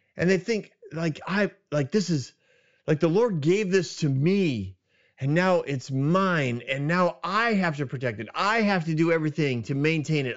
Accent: New England, United States; moved away; I grew up in New England

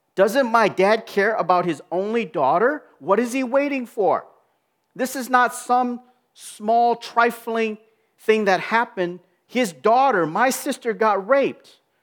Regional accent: Minneapolis, Minnesota, United States; in my hometown, all the world is gonna be looking at the city of Minneapolis

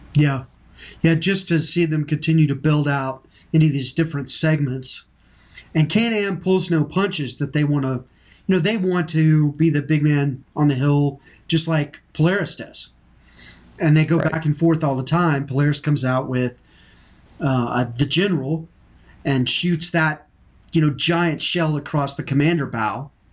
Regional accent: Texas, United States; I'm from Texas.

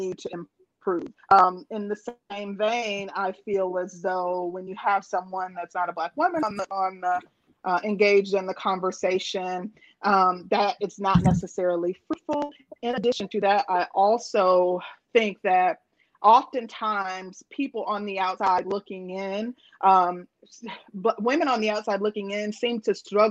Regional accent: Midwest, United States; growing up, I was raised in the Midwest

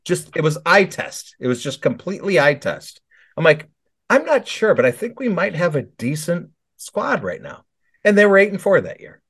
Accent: Chicago suburbs, Illinois, United States; I grew up in Chicago Burbs

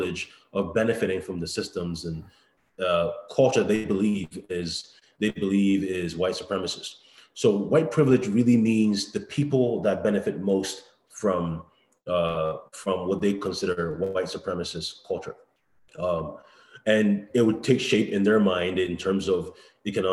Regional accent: Brampton, Ontario, Canada; moved away as an adult; also born or lived in Toronto; now in Ohio, United States; I grew up in Brampton, where, you know, white people are the minority for the most part

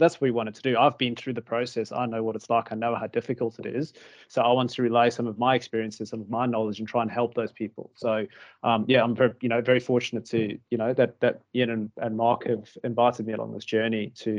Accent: South Africa; also born or lived in United Kingdom; now in Australia; so I'm obviously an immigrant to Australia. So I grew up in South Africa, lived in the UK. I came to Australia

